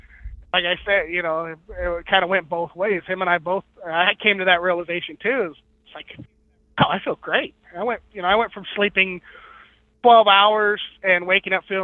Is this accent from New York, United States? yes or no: no; Mojave Desert, Southern California, United States; I grew up in the desert, in the Mojave Desert of Southern California